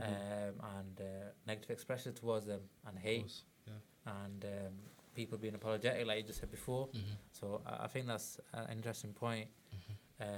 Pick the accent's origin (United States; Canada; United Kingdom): United Kingdom; Manchester, North West England; also born or lived in Germany; I'm from Gorton, so I've got certain ways I speak.